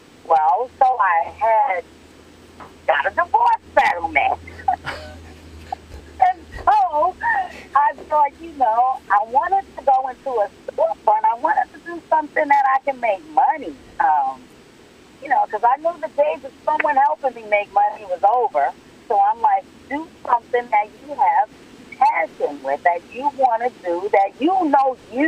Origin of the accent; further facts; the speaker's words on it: Lowell, Massachusetts, United States; moved away as an adult; also born or lived in North Carolina; I grew up in Lowell, and we only barbecued on different holidays